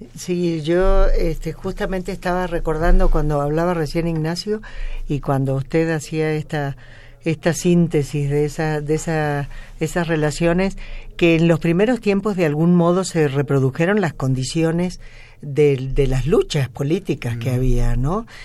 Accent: Córdoba, Argentina; moved away as an adult; now in Mexico; yo soy cordobesa

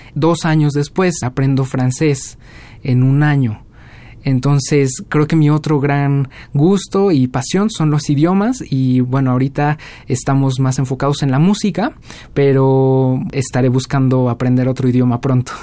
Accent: Mexico; first language Spanish; moved away as an adult; also born or lived in Cardiff, Wales; yo soy mexicano

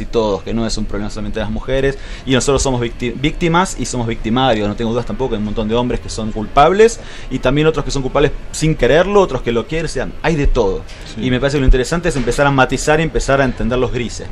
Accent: Buenos Aires, Argentina; moved away; yo nací en Buenos Aires, pero me siento patagónico

